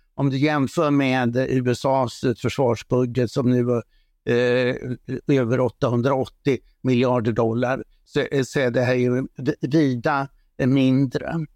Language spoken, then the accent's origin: Swedish; Sweden; Som svensk